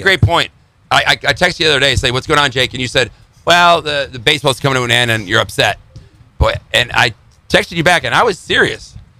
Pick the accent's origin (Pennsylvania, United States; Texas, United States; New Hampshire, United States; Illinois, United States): Illinois, United States; Chicago; growing up in Chicago